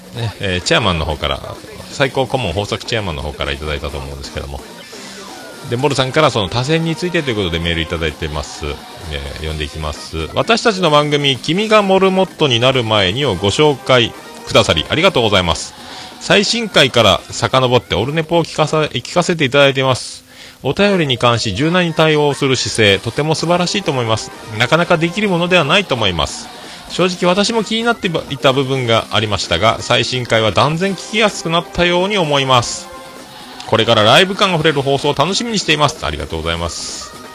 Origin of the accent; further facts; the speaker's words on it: Fukuoka, Japan; accent: Hakata-ben; 博多弁の中におる